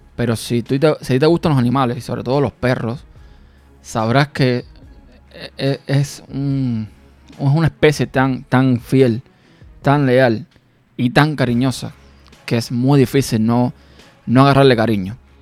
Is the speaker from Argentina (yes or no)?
no; Cuba; moved away; Yo nací en un pueblo en mi país natal, que es Cuba, en un pueblo, digamos, de campo